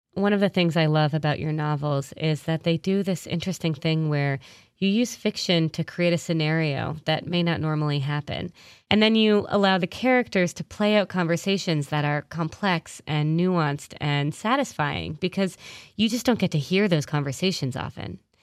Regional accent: New England, United States; also born or lived in London; now in New York, United States; I grew up in New England

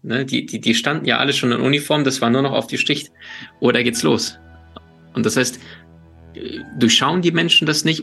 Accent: Ukraine; moved away; also born or lived in Siberia, Russia; ich bin in Russland, in Sibirien geboren, in der Ukraine aufgewachsen

